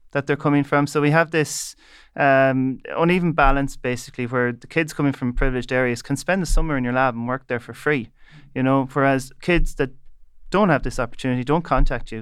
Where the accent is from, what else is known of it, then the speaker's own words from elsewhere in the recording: Leitrim, Connacht, Ireland; I'm from Leitrim